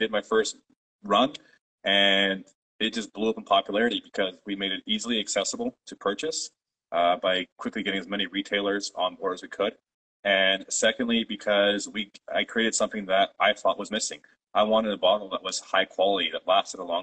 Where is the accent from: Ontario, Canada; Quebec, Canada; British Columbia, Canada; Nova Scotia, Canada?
Ontario, Canada; Toronto; first language Polish; English is a second language; I was born myself in Toronto, Canada, it was a few years after my parents immigrated. So actually, I grew up speaking Polish as my first language